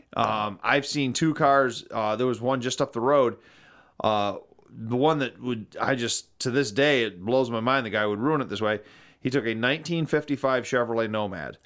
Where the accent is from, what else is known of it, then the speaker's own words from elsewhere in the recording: Algonac, Michigan, United States; growing up in Algonac, Michigan